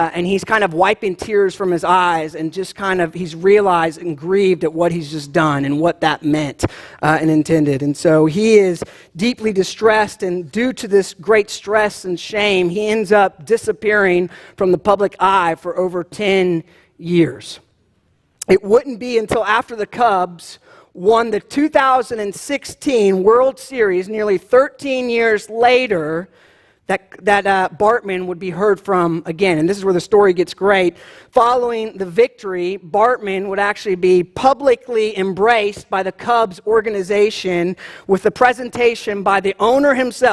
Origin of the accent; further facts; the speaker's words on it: Jacksonville, Florida, United States; I grew up in Florida, in Jacksonville